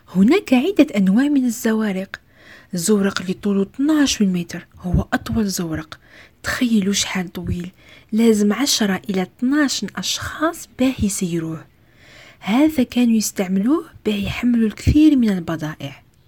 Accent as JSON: {"language": "Arabic", "country": "Algeria", "said": "بلدي الجزائر"}